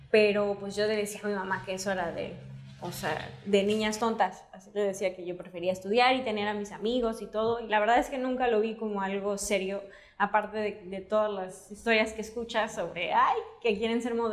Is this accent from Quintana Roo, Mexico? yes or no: yes; Cancún, Quintana Roo, Mexico; moved away as an adult; also born or lived in Mérida, Yucatán; now in Los Angeles, United States; Yo soy yuca, pero crecí en Cancún. Entonces, no soy yuca